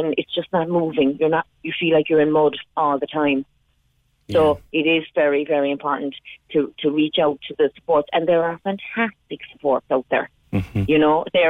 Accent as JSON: {"language": "English", "country": "Ireland", "said": "being Irish"}